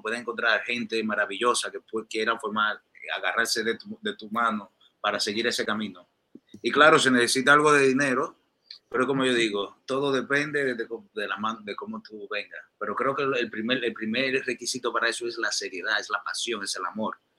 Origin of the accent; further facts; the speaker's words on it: Dominican Republic; accent: dominicano; moved away as an adult; also born or lived in New York, United States; now in Miami, United States; yo nací y crecí allá en mi país, en República Dominicana